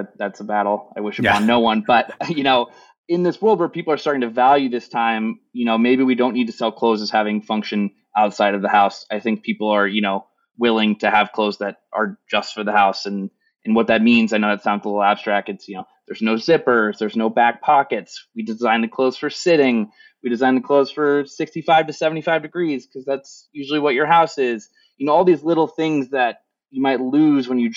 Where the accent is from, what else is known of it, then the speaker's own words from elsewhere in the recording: Kansas, United States; I'm from Kansas.